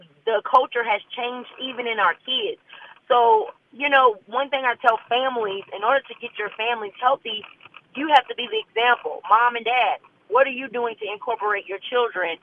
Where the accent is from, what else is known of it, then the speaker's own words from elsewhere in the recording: Leesville, Louisiana, United States; moved away as an adult; now in Baton Rouge, United States; I am a Louisiana native. I'm actually from North Louisiana. I'm from Leesville, Louisiana.